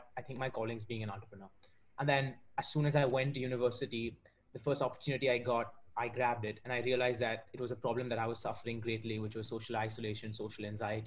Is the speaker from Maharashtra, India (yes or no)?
yes; Mumbai, Maharashtra, India; also born or lived in Warwick, United Kingdom; I'm currently speaking from India. I've been born and raised in Mumbai